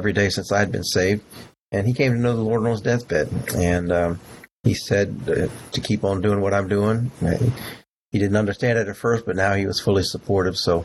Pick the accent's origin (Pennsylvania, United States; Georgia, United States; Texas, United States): Texas, United States; I was from Texas